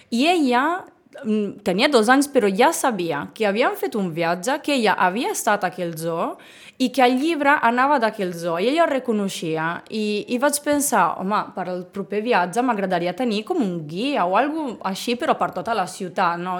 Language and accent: Catalan; Bologna, Emilia-Romagna, Italy; first language Italian; Catalan is a second language; moved away as an adult; now in Sitges, Spain; Jo sóc originària de Bologna, Bologna, com la salsa